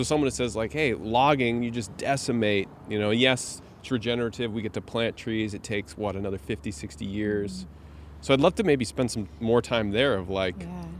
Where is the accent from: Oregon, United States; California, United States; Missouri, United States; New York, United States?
Oregon, United States; Prineville; I grew up in Prineville, Oregon, which was one of those little towns.